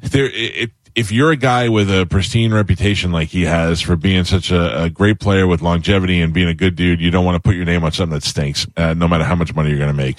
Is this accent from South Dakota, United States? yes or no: no; New York, United States; now in Tampa, United States; I grew up in New York